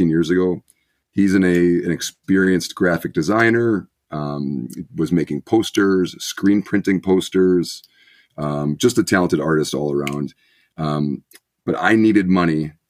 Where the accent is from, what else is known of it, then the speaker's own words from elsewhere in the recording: Milwaukee suburbs, Wisconsin, United States; My family was originally from Milwaukee. We moved out to the suburbs, I want to say when I was 5.